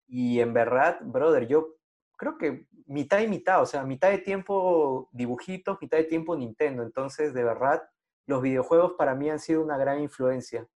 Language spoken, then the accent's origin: Spanish; Lima, Peru; yo crecí en San Martín de Porres